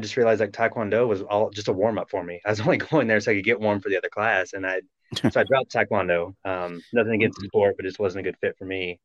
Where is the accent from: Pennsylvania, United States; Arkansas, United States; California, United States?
Arkansas, United States; Little Rock; moved away; I moved to Little Rock, which is my hometown